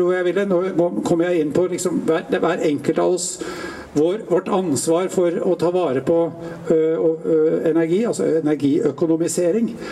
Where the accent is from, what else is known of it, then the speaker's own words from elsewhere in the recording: Tjøme, Vestfold, Norway; der jeg kommer fra, på Tjøme